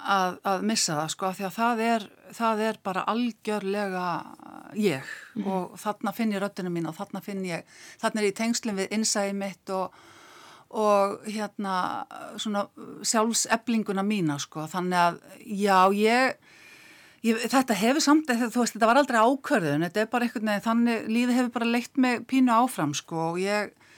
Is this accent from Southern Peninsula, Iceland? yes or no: yes; Keflavík, Southern Peninsula, Iceland; ég holst upp í Keflavík